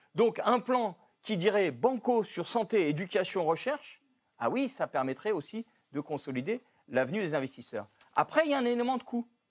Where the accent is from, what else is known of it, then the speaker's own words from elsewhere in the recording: France; chez nous, en France